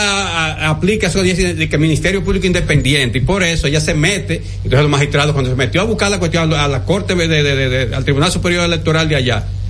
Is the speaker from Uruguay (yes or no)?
no; Dominican Republic; yo soy dominicano y quiero mi país